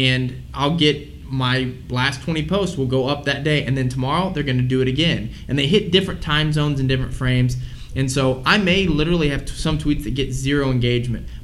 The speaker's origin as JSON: {"language": "English", "town": "St. Louis", "region": "Missouri", "country": "United States", "said": "I'm from St. Louis, Missouri"}